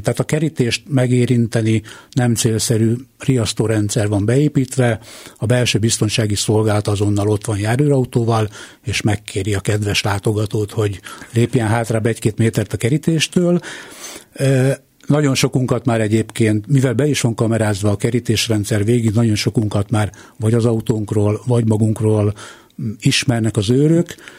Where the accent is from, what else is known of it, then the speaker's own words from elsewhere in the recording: Hungary; A repülőtér mellett lakom a mai napig, ott is születtem